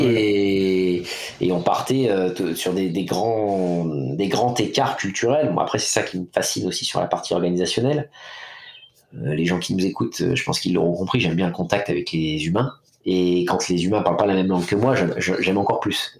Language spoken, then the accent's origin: French; France; chez nous en France